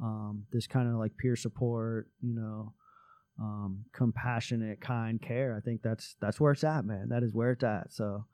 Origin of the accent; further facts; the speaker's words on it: South Florida, United States; moved away; I grew up in South Florida, very close to the beach. Grew up surfing since I was like 5 years old.